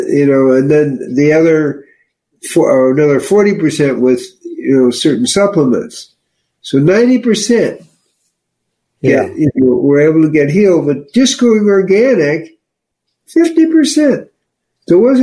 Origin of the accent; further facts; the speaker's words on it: Chicago, Illinois, United States; I'm from Chicago